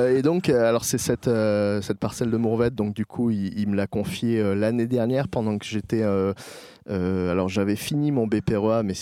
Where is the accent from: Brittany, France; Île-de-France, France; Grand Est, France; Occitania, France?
Occitania, France; Gard; moved away as an adult; also born or lived in Paris; nous avons quitté Paris avec ma femme pour nous installer euh, dans le Gard, puisque moi je suis originaire